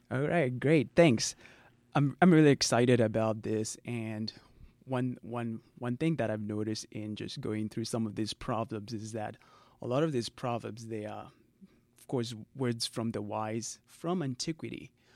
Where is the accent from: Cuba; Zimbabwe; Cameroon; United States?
Zimbabwe; first language Shona; English is a second language; I'm from Zimbabwe